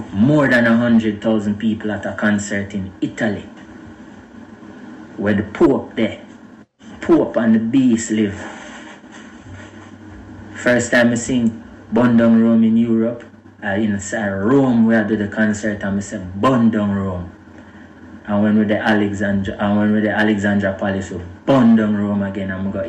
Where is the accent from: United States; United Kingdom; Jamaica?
Jamaica; I'm a Jamaican brethren.